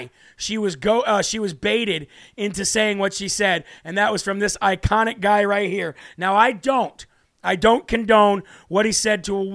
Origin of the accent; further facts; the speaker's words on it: United States; as an American father of five